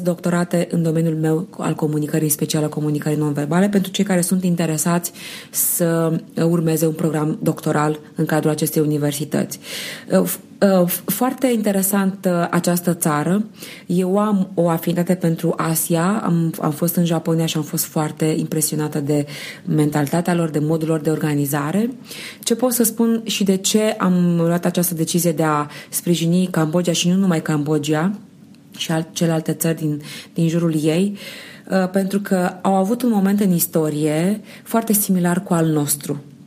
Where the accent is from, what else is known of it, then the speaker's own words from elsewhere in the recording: Romania; eu eram din România